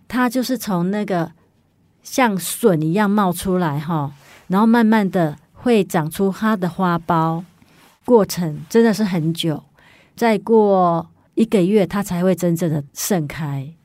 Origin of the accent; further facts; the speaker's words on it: Yilan County, Taiwan; moved away; 我回宜兰的时候呢，因为我是宜兰人嘛，然后有时候会回去看爸， 爸爸妈妈